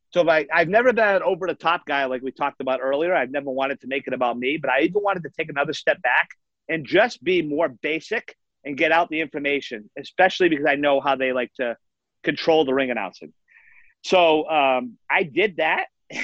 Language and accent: English; Massachusetts, United States; I lived my whole life in Massachusetts, basically.